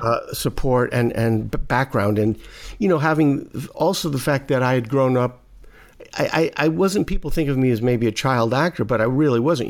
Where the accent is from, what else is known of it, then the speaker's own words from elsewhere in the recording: New York City, New York, United States; I grew up in Brooklyn